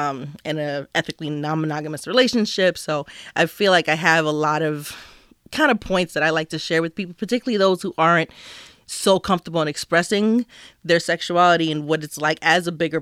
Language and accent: English; New Jersey, United States; I'm from New Jersey.